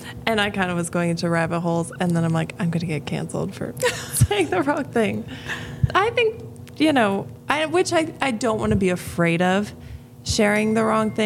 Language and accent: English; Honey Creek, Iowa, United States; also born or lived in Aberdeen, South Dakota; I lived in Honey Creek, Iowa, till I graduated high school